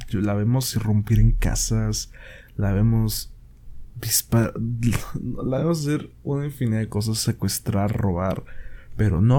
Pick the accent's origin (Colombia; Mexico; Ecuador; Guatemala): Mexico; Verga, soy mexicano, he ido al IMSS, y he tardado horas